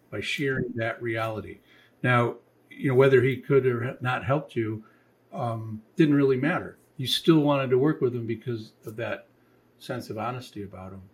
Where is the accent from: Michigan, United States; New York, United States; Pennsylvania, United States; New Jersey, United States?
Michigan, United States; moved away; I'm from Michigan